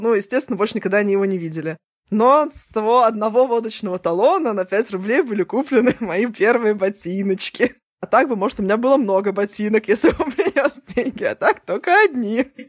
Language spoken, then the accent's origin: Russian; Saint Petersburg, Russia; я же раньше тебя родилась по, на несколько месяцев, и вот у меня тоже есть что Ленинград, СССР